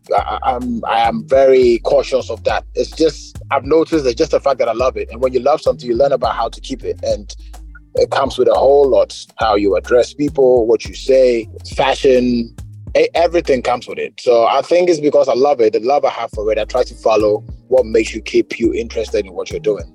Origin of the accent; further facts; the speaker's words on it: Ghana; as a Ghanaian